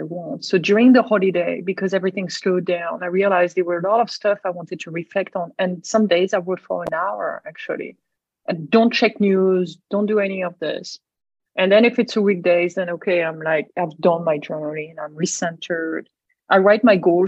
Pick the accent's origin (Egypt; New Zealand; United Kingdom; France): France; Brittany; moved away as an adult; also born or lived in Singapore / Shanghai / San Diego / Boston; I grew up in Brittany by the ocean.